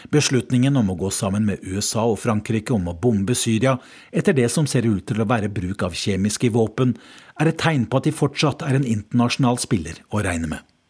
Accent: Norway; moved away as an adult; now in London, United Kingdom; jeg er fra Norge

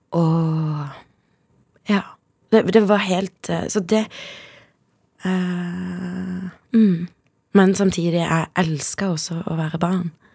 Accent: Kristiansand, Agder, Norway; also born or lived in Zimbabwe / Søgne; vokste jeg opp da, på et sted som heter Justvik.

